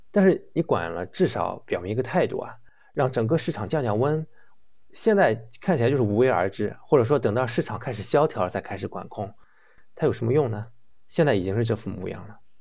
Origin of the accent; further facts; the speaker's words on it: China; 我们中国人